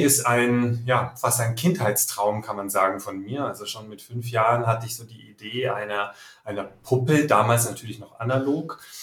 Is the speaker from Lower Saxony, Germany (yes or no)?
no; Nuremberg, Bavaria, Germany; now in Munich, Germany; Ich wohne in München, bin geboren in Nürnberg